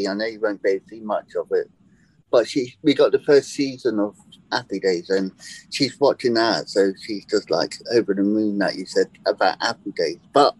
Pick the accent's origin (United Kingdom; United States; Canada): United Kingdom; accent: British; I still have my British way of talking. And I'm like, no, I'm British.